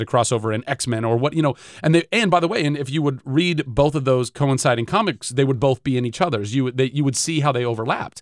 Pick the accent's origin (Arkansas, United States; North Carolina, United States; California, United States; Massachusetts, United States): California, United States; Ventura; I'm from Ventura